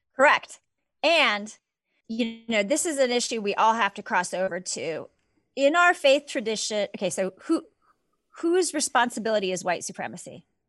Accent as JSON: {"language": "English", "region": "Southern California", "country": "United States", "tie": "born or raised there", "said": "I grew up in Southern California"}